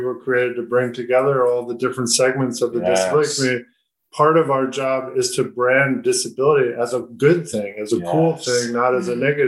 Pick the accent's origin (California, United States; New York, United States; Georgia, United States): California, United States; Southern; I grew up in Southern California, went to law school in Northern California